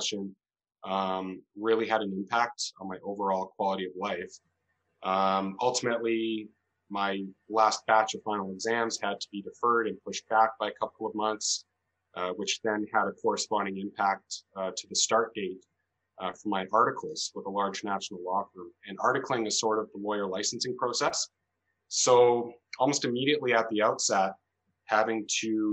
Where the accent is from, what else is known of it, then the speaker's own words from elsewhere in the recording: Calgary, Alberta, Canada; also born or lived in Edmonton; I'm a lawyer, born and raised in Calgary